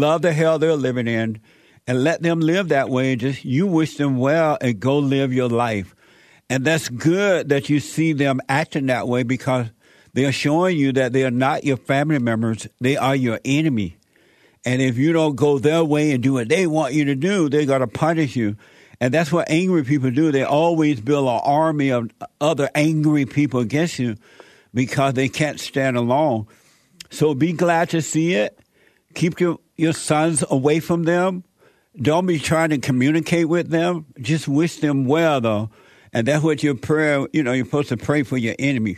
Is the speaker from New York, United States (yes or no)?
no; Mississippi, United States; moved away; also born or lived in Gary, Indiana; when I was growing up in Mississippi